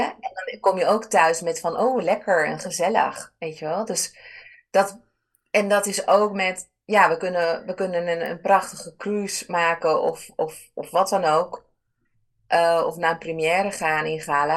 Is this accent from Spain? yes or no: yes; Ibiza, Balearic Islands, Spain; moved away; Ik ben dan opgegroeid op, eh, op Ibiza. Dat is mijn geboorte-eiland